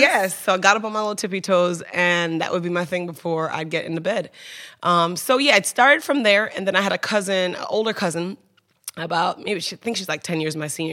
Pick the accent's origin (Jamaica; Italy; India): Jamaica; Kingston; also born or lived in New York; I was born in New York, but raised in Kingston, Jamaica